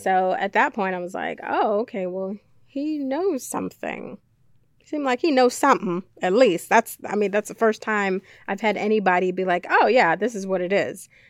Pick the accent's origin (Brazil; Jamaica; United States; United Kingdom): Jamaica; moved away; as a child, um, I was born in Jamaica.